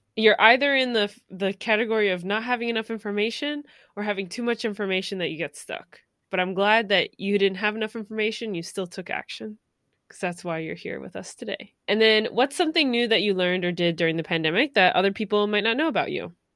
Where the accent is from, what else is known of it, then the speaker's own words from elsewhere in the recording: New York City, New York, United States; I'm from New York City.